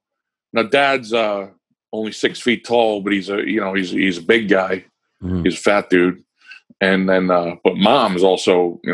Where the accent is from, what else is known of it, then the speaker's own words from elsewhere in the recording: Long Island, New York, United States; now in Pennsylvania, United States; I'm from Long Island